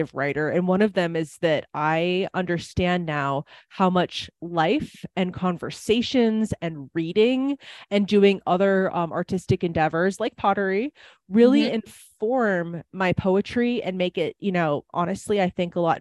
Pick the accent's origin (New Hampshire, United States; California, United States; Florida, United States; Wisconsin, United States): Wisconsin, United States; accent: Wisconsin; now in Nevada, United States; I lived in Wisconsin for a very long time. People might be able to tell that from my accent